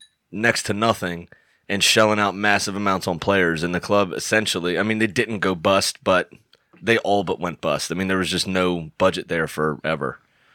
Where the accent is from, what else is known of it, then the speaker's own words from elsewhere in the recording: United States; And yes, we are Americans.